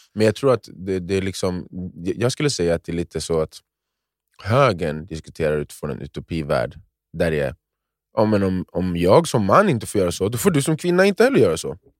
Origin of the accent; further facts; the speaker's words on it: Sweden; jag är uppfostrad i Sverige